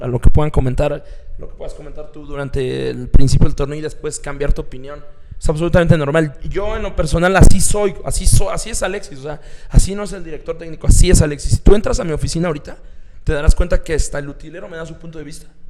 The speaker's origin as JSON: {"language": "Spanish", "region": "Mexico City", "country": "Mexico", "tie": "born or raised there", "moved": "yes", "said": "yo soy chilango"}